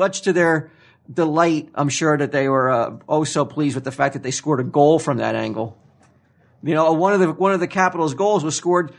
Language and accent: English; United States; as an American